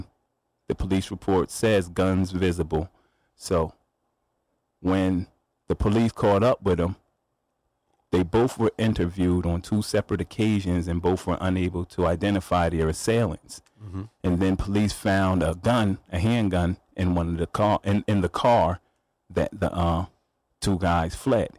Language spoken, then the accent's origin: English; New Haven, Connecticut, United States; I grew up in Quinnipiac, Fairhaven